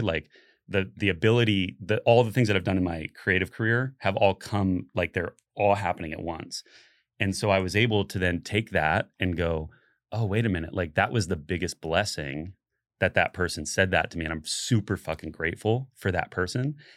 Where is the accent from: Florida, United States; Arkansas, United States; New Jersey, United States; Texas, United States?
Florida, United States; Central; I grew up in Central Florida